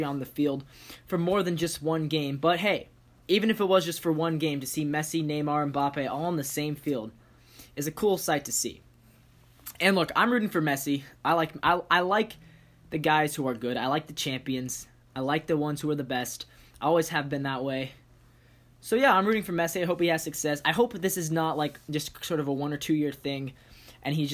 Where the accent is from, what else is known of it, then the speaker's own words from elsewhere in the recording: Seattle, Washington, United States; I'm from Seattle